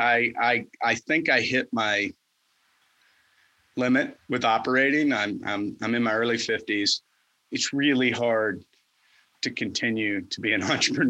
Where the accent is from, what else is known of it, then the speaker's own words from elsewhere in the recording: the South, United States; As a Southerner